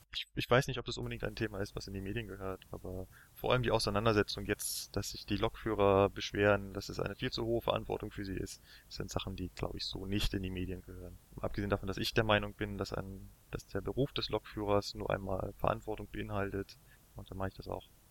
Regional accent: Berlin, Germany; ich bin in Berlin aufgewachsen

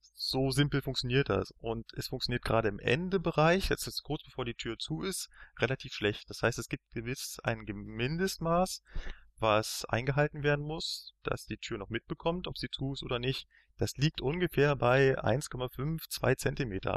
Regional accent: Berlin, Germany; ich bin in Berlin aufgewachsen

